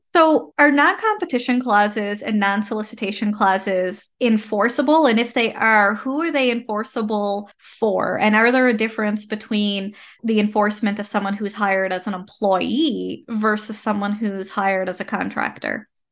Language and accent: English; Canada; I am a Canadian social worker